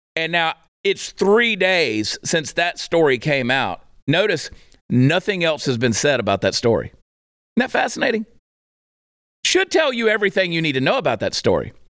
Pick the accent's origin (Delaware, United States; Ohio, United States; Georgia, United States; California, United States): Georgia, United States; moved away as an adult; now in Fort Worth, United States; I grew up in Georgia